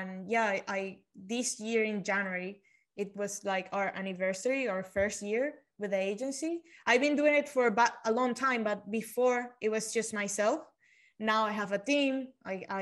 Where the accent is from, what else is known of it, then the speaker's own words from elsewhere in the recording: Venezuela; moved away as an adult; now in United States; So I was born and grew up in Venezuela. I moved to the States 5 years ago.